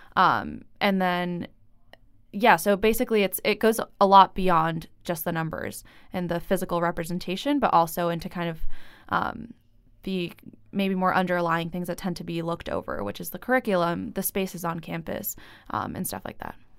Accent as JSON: {"language": "English", "country": "Venezuela", "moved": "yes", "said": "I'm from Venezuela, and my family's Colombian"}